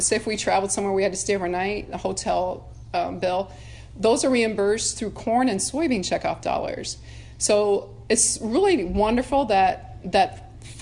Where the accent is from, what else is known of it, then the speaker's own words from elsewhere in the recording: Nebraska, United States; I was from Nebraska, and family farm, have cattle